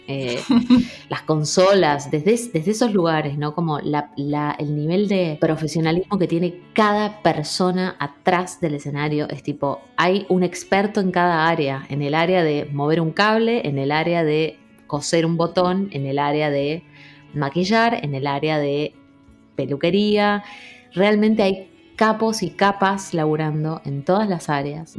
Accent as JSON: {"language": "Spanish", "town": "Rosario", "region": "Santa Fe", "country": "Argentina", "tie": "born or raised there", "also_born_or_lived": "Trelew", "said": "Yo nací en Treleu, si bien soy criada en Rosario."}